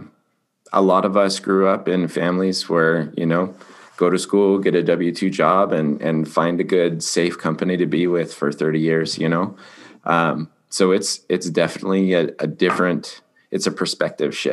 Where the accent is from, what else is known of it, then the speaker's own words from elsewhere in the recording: Colorado, United States; now in Utah, United States; I'm from Colorado originally. Grew up racing motocross